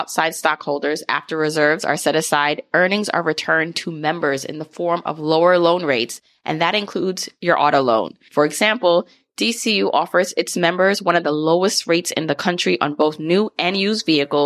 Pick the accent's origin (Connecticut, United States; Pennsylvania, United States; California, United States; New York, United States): New York, United States; New York City; I grew up in multiple areas, I like to say, like Brownsville, and most recently, like Fort Greene